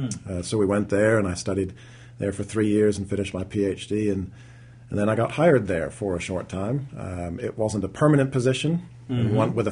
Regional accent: Toronto, Ontario, Canada; moved away as an adult; also born or lived in St Andrews, Scotland; now in Birmingham, Alabama, United States; I was born and raised in Toronto, Canada. There I grew up in a Christian environment.

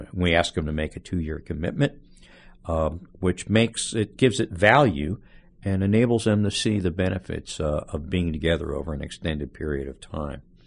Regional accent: Philadelphia, Pennsylvania, United States; moved away as an adult; also born or lived in the South; now in Birmingham, United States; I was born in Philadelphia and grew up in the suburbs outside of Philadelphia

